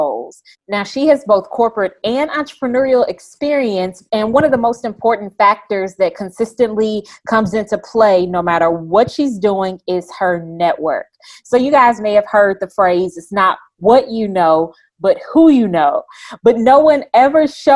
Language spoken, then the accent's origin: English; Chicago, Illinois, United States; I'm from Chicago